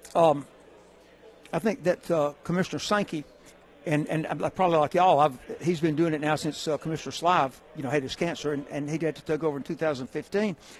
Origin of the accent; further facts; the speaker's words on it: Hueytown, Alabama, United States; I'm from Hueytown, Alabama I'm actually from Rock Creek, which is out in the country outside Hueytown.